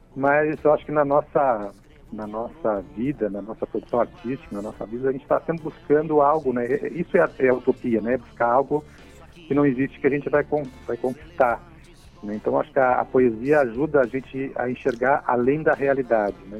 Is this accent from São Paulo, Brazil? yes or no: no; Rio Grande do Sul, Brazil; now in Santa Catarina, Brazil; tanto eu como o Marco Oliva nós uh, somos nascidos no Rio Grande do Sul e viemos para Santa Catarina